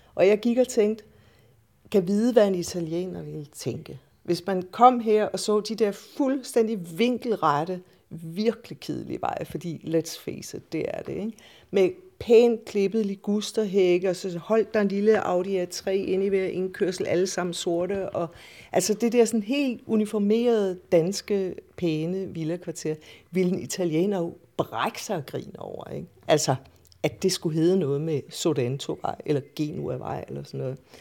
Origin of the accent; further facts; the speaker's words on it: Randers, Central Denmark Region, Denmark; also born or lived in Aalborg / Odsherred; now in Copenhagen, Denmark; Jeg er fra Jylland, eller nærmere, jeg er født i Odshavet, og vokset op i Randers og i Aalborg